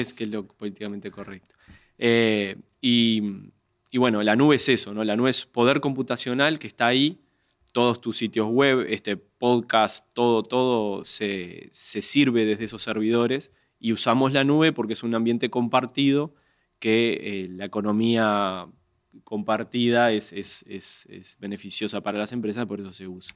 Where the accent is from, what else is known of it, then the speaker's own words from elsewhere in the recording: Uruguay; soy uruguayo, uruguayo con, la completa